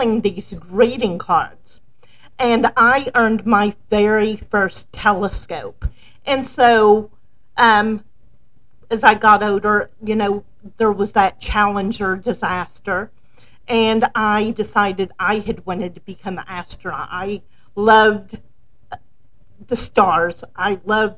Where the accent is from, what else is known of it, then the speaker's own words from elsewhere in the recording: the South, United States; when I was a child, I grew up in the South